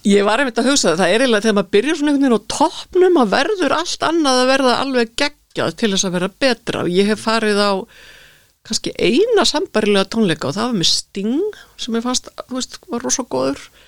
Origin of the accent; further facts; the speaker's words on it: Reykjavík, Capital Region, Iceland; moved away as an adult; now in Garðabær, Iceland; ég fættu uppalinn í Reykjavík austurbæingur